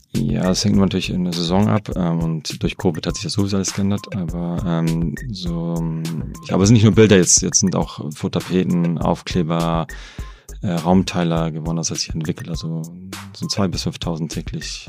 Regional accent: Germany; also born or lived in Hamburg / Wrocław; ich habe ja in Deutschland ähm, bin ich aufgewachsen und, äh, und studiert.

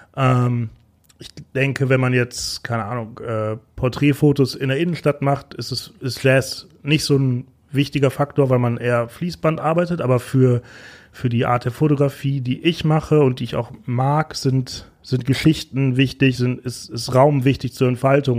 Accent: Bochum, North Rhine-Westphalia, Germany; now in Berlin, Germany; ich bin gebürtig aus Bochum

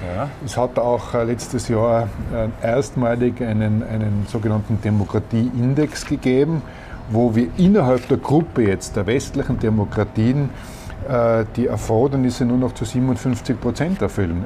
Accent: Austria; bei uns in Österreich

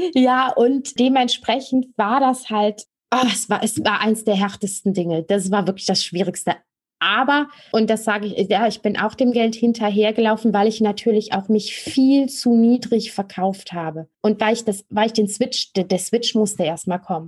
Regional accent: Rhineland, Germany; Ich komme aus dem Rheinland und da kennt man den Karneval

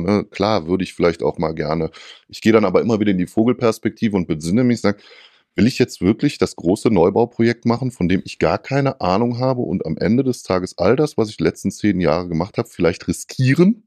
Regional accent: North Rhine-Westphalia, Germany; bei uns in Nordrhein-Westfalen

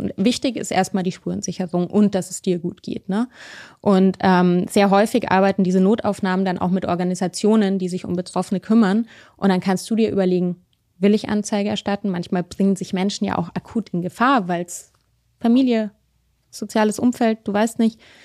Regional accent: Munich, Bavaria, Germany; moved away; also born or lived in Berlin; ich bin ja in München aufgewachsen

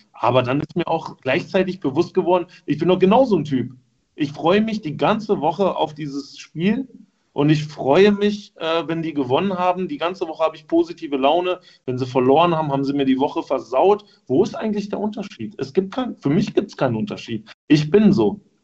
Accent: Wolfsburg, Lower Saxony, Germany; ich als gebürtiger Wolfsburger

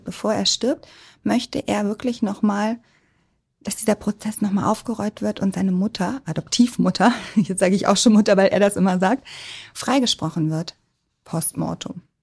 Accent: Hamburg, Germany; also born or lived in Munich / Berlin; als Hamburgerin sind wir alle HSV-Fans

